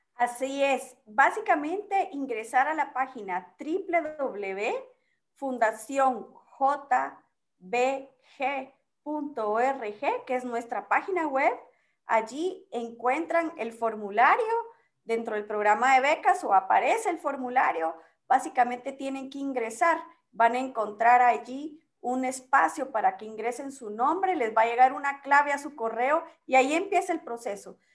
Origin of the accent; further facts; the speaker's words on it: Guatemala; como buen chapín